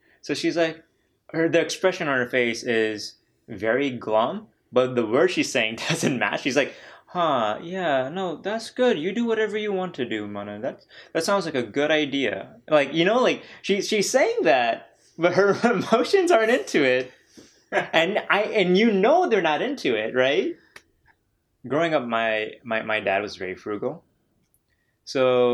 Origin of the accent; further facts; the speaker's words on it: Danville, Illinois, United States; also born or lived in Iowa; I moved to Illinois, specifically Danville, Illinois, from Iowa when I was in fifth grade.